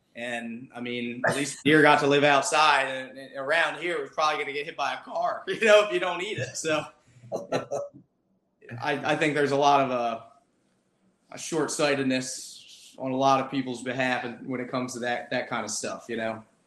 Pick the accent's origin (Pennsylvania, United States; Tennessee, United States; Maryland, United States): Maryland, United States; I grew up in Maryland